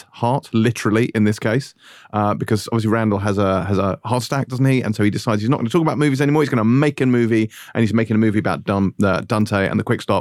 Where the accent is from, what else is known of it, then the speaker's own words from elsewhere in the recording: England, United Kingdom; Uh, well, I would say Clark's, what with me being English.